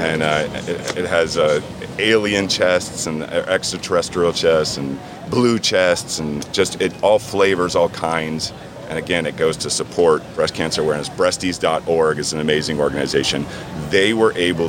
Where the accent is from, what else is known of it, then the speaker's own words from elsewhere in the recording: Key West, Florida, United States; I'm from Key West. I was in Key West